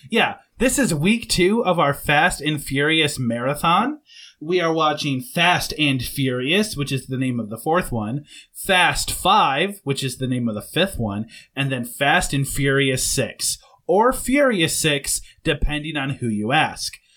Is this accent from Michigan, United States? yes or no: yes; Southwest Michigan, United States; moved away as an adult; we grew up in Southwest Michigan, and now both of us live south of the Mason-Dixon line